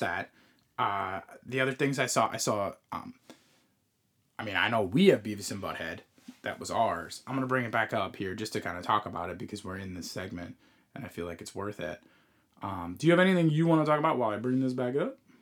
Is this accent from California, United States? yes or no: no; Long Island, New York, United States; we we grew up on Long Island